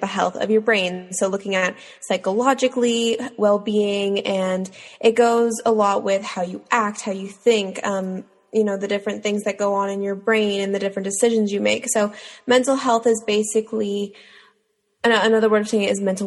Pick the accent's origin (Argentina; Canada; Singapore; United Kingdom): Canada; Toronto, Ontario; I'm from Toronto, Ontario